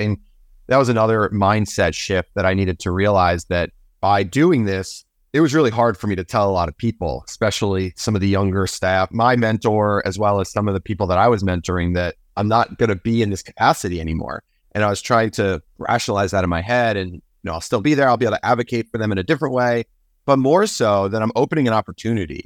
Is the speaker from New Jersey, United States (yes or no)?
yes; New Jersey, United States; my home state of New Jersey